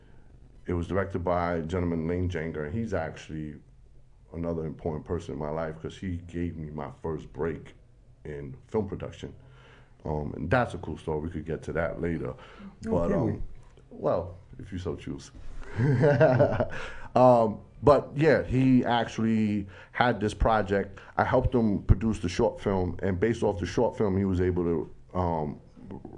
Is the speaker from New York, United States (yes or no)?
yes; New York City, New York, United States; Brooklyn, Greenpoint, born and raised.